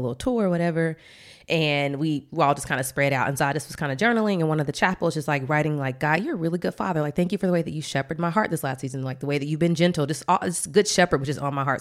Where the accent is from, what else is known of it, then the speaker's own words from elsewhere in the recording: Atlanta, Georgia, United States; now in Washington, D.C., United States; we're both from Atlanta